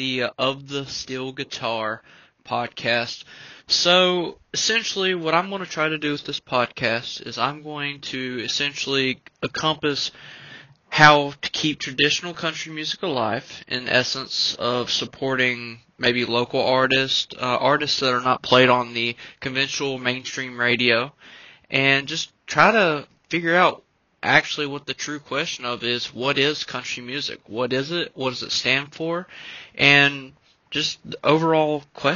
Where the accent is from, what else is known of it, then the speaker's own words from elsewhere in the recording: the South, United States; I grew up in the South